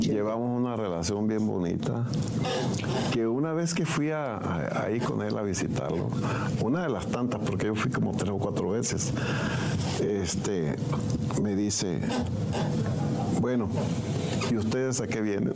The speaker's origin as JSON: {"language": "Spanish", "town": "Mesillas", "region": "Sinaloa", "country": "Mexico", "tie": "born or raised there", "said": "mi gente de Mesillas Concordia"}